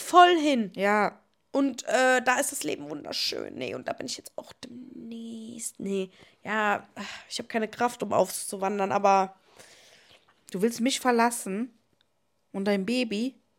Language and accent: German; Cologne, North Rhine-Westphalia, Germany; ein äh, Laden bei uns in Ports